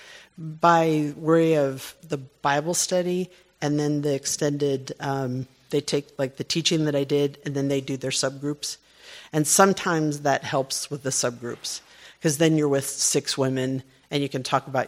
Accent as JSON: {"language": "English", "country": "United States", "said": "I'm an American businesswoman"}